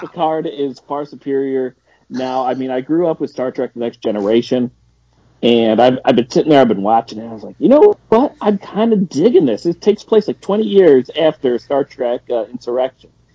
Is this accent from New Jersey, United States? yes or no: no; Rochester, New York, United States; I am from Rochester, New York